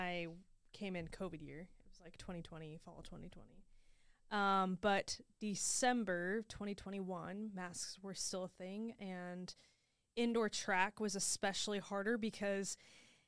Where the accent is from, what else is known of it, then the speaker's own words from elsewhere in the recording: Indianapolis, Indiana, United States; I'm from Indianapolis